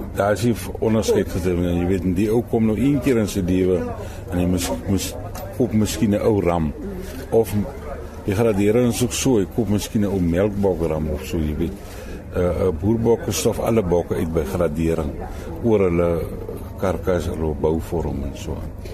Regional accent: Cederberg, Western Cape, South Africa; moved away as an adult; now in Nieuwoudtville, South Africa; ek kom oorspronklik van Tem Willem af van die Cederberge geboer

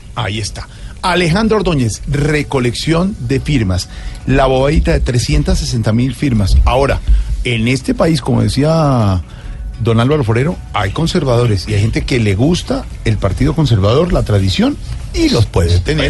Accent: Colombia; los colombianos

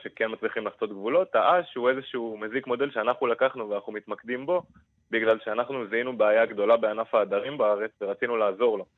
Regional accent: Kiryat Shmona, Northern District, Israel; בתור אחד שגדל בקריית שמונה

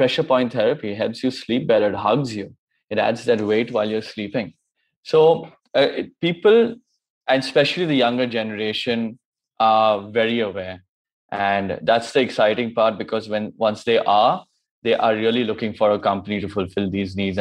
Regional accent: Kolkata, West Bengal, India; also born or lived in United States; I'm from Calcutta, came back here

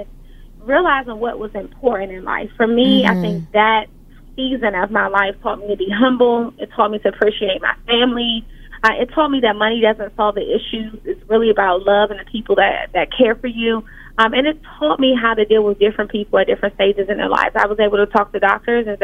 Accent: Washington, District of Columbia, United States; I grew up in Washington, D.C., and by the time I was 14

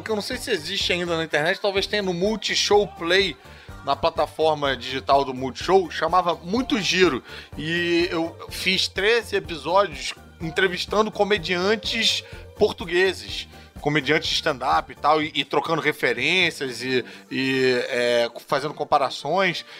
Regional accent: Brazil; A gente que mudou a língua, né? A gente que variou. Os, o sotaque é nosso

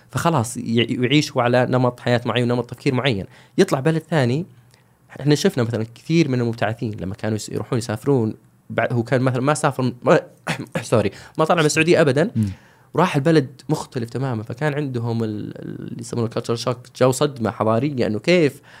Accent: Saudi Arabia

